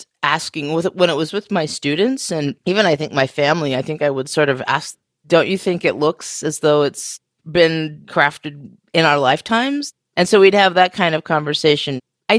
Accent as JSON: {"language": "English", "region": "Western United States", "country": "United States", "tie": "born or raised there", "also_born_or_lived": "Oregon / California / Arizona / Washington", "said": "You know, I grew up in the Western United States, and I say that because my family lived in Oregon and California and Arizona and Washington states, which are literally, you know, pretty much the West Coast of the country."}